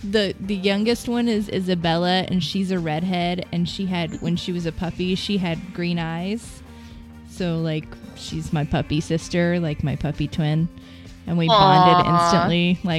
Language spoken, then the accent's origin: English; Cardiff, Wales, United Kingdom; I'm from Cardiff.